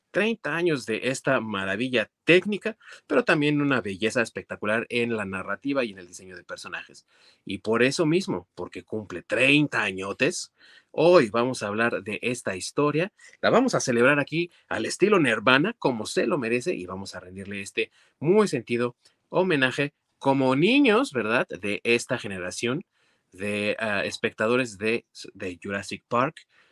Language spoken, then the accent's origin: Spanish; Mexico; como buen mexicano